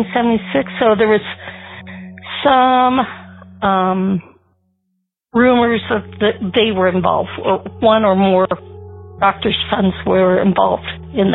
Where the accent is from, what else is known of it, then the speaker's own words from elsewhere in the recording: Canton, Illinois, United States; I was born and raised in Canton, Illinois